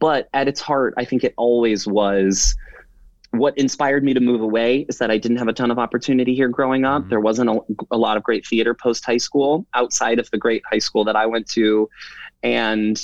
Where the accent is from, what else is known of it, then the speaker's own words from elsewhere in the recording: Warren, Michigan, United States; I grew up in Warren, just a little further east from here